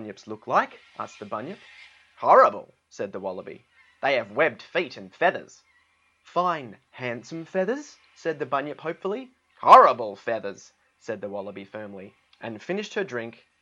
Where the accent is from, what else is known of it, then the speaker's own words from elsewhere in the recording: Australia; I am from Australia